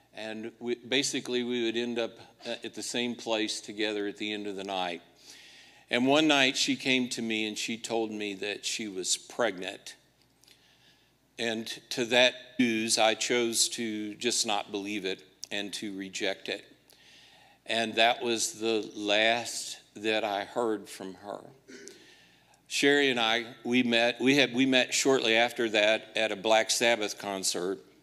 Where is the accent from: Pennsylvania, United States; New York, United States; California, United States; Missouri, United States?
Missouri, United States; Liberty; my hometown of Liberty, Missouri